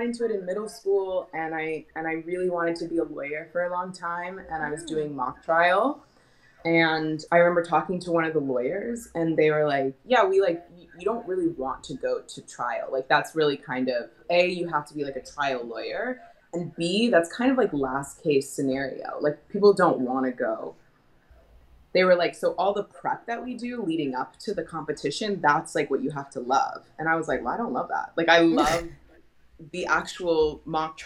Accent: Portland, Oregon, United States; moved away as an adult; also born or lived in New York; I'm born and raised in Portland, Oregon

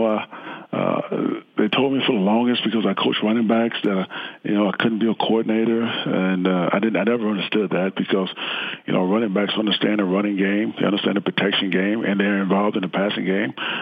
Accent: Texas, United States; growing up in Texas

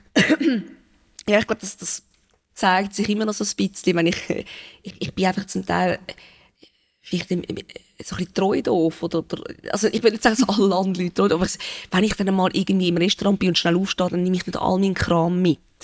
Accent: Benken, Zurich, Switzerland; also born or lived in Winterthur; ich bin sehr gerne auf dem Land aufgewachsen

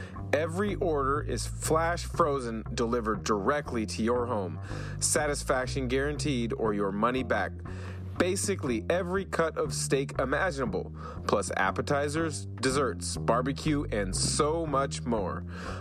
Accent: Portland, Oregon, United States; now in Spokane, United States; I grew up in the Portland area, so rain doesn't bother me. I live in Spokane now.

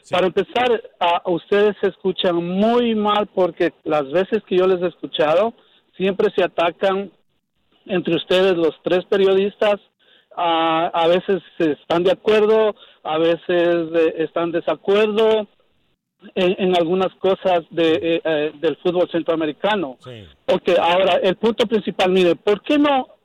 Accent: Ecuador; yo soy ecuatoriano

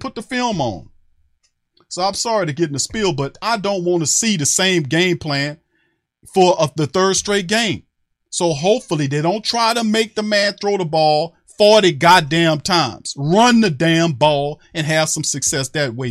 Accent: New Orleans, Louisiana, United States; I know I'm from New Orleans

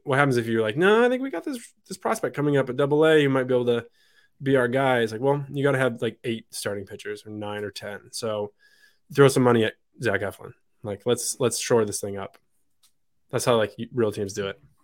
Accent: Michigan, United States; moved away as an adult; also born or lived in France / Pittsburgh; now in New England, United States; I'm from Michigan. My folks are still back there

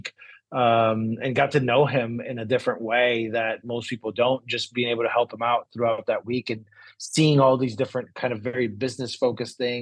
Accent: Brazil; moved away as an adult; also born or lived in San Diego; I'm originally from Brazil. Came to university here in San Diego

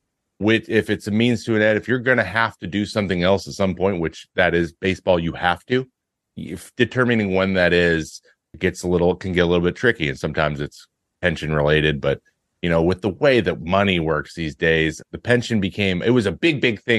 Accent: the Northwest, Pacific Northwest, United States; I'm from the Northwest

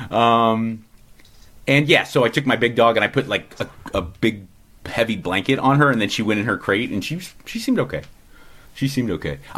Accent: Los Angeles, California, United States; granted, I'm coming from Los Angeles, which is the most like overly structured and overly regulated place on the planet, besides maybe the Bay Area.

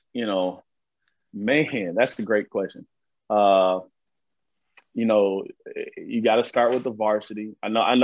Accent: Chicago, Illinois, United States; moved away; I was born in Chicago

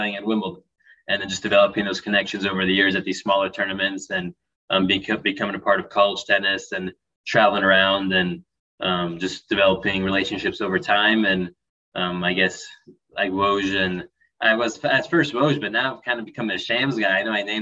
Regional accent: Orange County, California, United States; growing up in Orange County, California

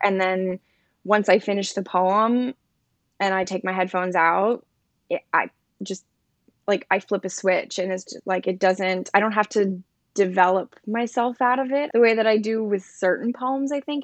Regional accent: New Jersey, United States; moved away as an adult; now in Brooklyn, New York, United States; born and raised in New Jersey, South Jersey, like, closer to Philly

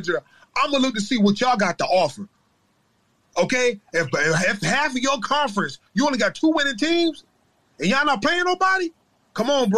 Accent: Virginia, United States; now in Jacksonville, United States; I'm from Virginia too

